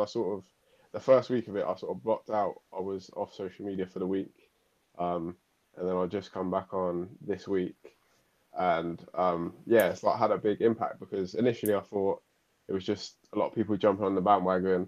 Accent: Reading, South East England, United Kingdom; I'm 24. I'm from Reading and I'm a personal trainer.

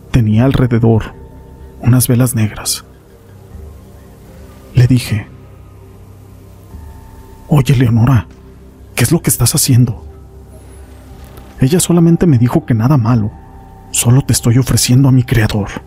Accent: Tampico Alto, Veracruz, Mexico; Como yo soy de Tampico Alto, me iba desde el viernes y me regresaba a mi pueblo hasta el domingo por la noche.

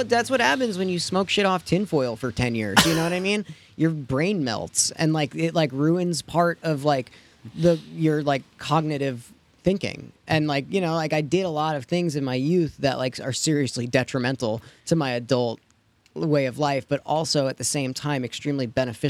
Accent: New York, United States; born there; Well, I was born in New York, and that is where my parents, like, we had it, but we never, like, watched it.

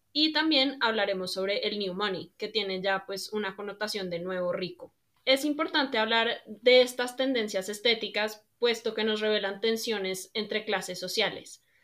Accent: Colombia; soy colombiana de ascendencia libanesa

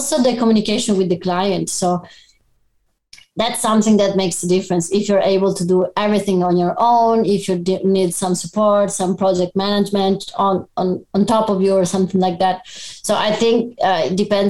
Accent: Padua, Veneto, Italy; also born or lived in Abano Terme; I was born in Padua

